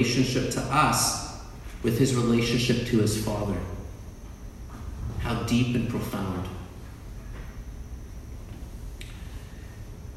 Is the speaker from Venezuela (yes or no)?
no; Canada; I'm Canadian